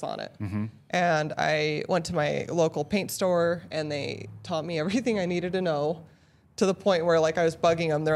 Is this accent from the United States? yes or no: yes; Utah, United States; also born or lived in Northwest Territories, Canada; I've lived here since I was 8